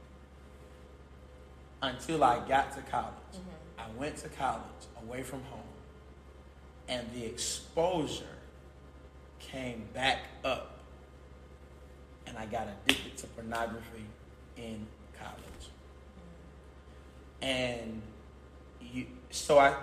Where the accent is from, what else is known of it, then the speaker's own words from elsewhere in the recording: Albany, Georgia, United States; I'm from Albany, Georgia